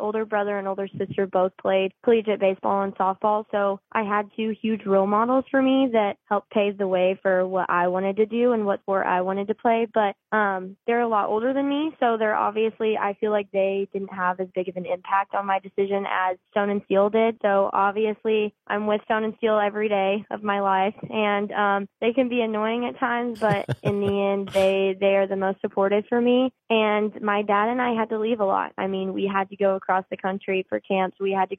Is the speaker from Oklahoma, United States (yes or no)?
yes; Oklahoma, United States; moved away as an adult; I'm from Oklahoma